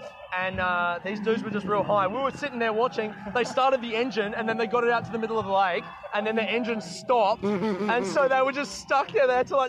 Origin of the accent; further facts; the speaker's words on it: Adelaide, South Australia, Australia; moved away as an adult; now in Melbourne, Australia; I'm from Adelaide, but I live in Melbourne for like 6 years